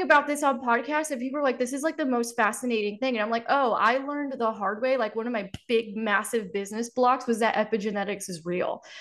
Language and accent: English; Miami, Florida, United States; I grew up in Miami where everybody's got a story like that.